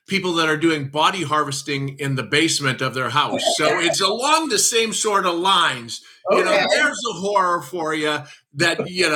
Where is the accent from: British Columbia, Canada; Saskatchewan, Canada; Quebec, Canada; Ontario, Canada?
Saskatchewan, Canada; Saskatoon; I'm from Saskatoon, Saskatchewan